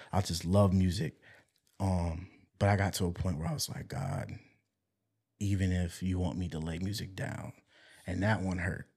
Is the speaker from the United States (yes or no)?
yes; Walterboro, South Carolina, United States; also born or lived in Savannah; Walterboro, 'cause that's my hometown